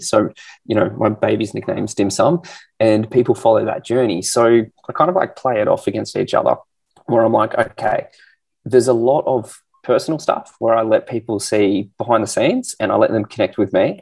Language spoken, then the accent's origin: English; Canberra, Australian Capital Territory, Australia; moved away as an adult; also born or lived in Sydney; now in Perth, Australia; I grew up in Canberra.